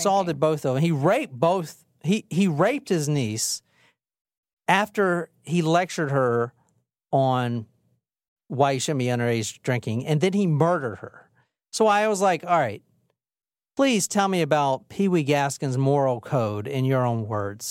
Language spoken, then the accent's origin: English; Gilbert, South Carolina, United States; also born or lived in Saluda County, South Carolina / Columbia, South Carolina; any little bum fuck town in South Carolina, even the one I grew up in on Gilbert. And even before that, I grew up in on Saluda County